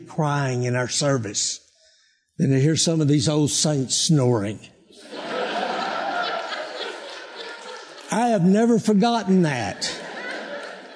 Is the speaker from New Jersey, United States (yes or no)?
no; Texas, United States; moved away as an adult; now in Colorado, United States; I am from Texas